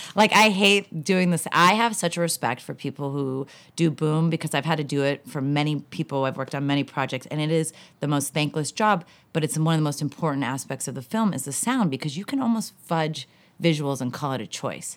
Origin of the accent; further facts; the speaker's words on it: Southern California, United States; Growing up in Southern California